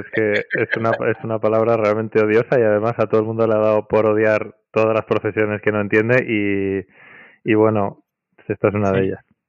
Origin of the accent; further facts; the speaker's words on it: Madrid, Community of Madrid, Spain; Soy de Madrid, de toda la vida.